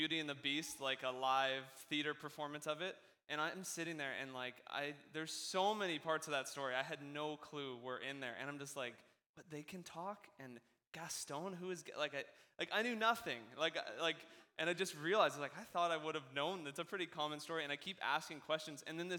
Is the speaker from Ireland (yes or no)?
no; West Coast, Canada; I don't even think I'm that Canadian. I think I do pretty good at, you know, us West Coast, we're basically American in how we talk